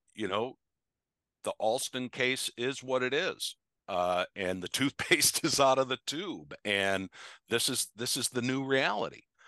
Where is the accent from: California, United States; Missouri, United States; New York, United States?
New York, United States; Pittsford; now in Cincinnati, United States; back home uh, in my uh, up upstate New York, where I'm originally from.